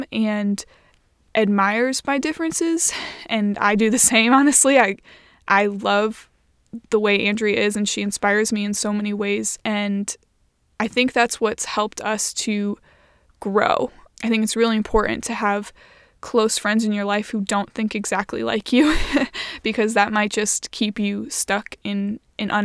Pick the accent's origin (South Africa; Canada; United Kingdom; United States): United States; Indiana; we're both from Indiana and we both went to Indiana University